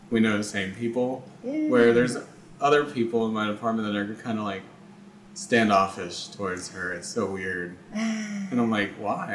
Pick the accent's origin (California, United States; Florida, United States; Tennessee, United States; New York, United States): Florida, United States; DeLand; I was born in DeLand.